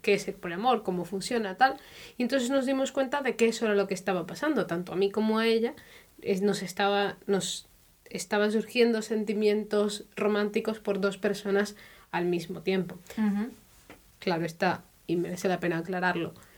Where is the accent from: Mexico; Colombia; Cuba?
Colombia; now in Germany; soy de Colombia, pero vivo ya hace algunos años en Alemania